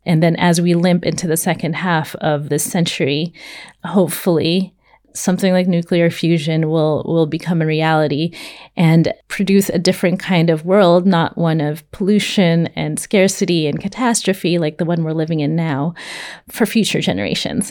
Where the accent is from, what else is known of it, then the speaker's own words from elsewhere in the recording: California, United States; I'm from California.